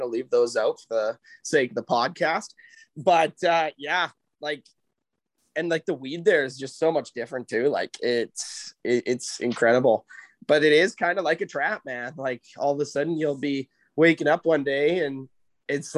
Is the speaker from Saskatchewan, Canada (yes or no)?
yes; Moose Jaw, Saskatchewan, Canada; moved away as an adult; also born or lived in Nanaimo, British Columbia; growing up in Saskatchewan